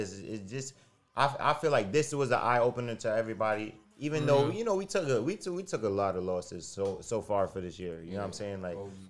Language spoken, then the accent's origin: English; Flatbush, Brooklyn, New York, United States; And I'm from the Floss too. Like, I live in the Floss currently.